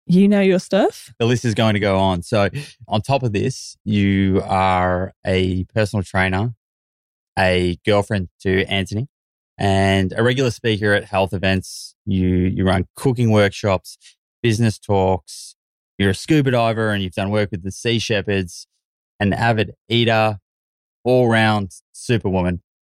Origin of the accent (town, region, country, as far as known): Yorkshire and the Humber, United Kingdom; born or raised there; now in London, United Kingdom